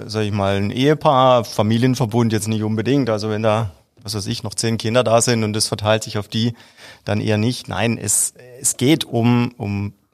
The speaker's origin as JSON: {"language": "German", "town": "Herbolzheim", "region": "Baden-Württemberg", "country": "Germany", "tie": "born or raised there", "said": "Äh, mein Vater ist gebürtiger Süditaliener und äh, aufgewachsen bin ich aber in Herbolzheim."}